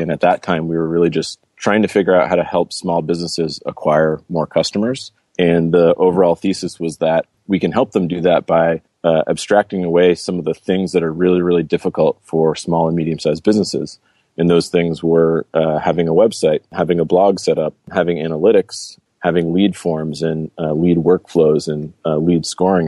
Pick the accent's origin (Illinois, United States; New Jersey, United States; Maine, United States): Maine, United States; Cape Porpoise; moved away; also born or lived in Brazil; I grew up in a small town in Maine called Cape Porpoise, a small little fishing village